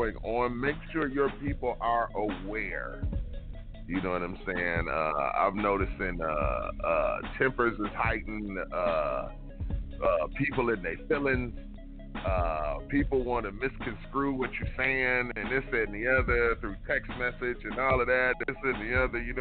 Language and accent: English; Detroit, Michigan, United States; I'm from Detroit, Michigan. That's not an excuse. Born and raised in Detroit